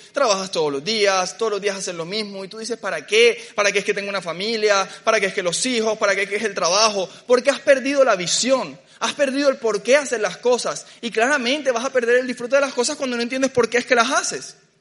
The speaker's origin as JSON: {"language": "Spanish", "town": "Barranquilla", "region": "Atlántico", "country": "Colombia", "tie": "born or raised there", "said": "Yo crecí en Barranquilla"}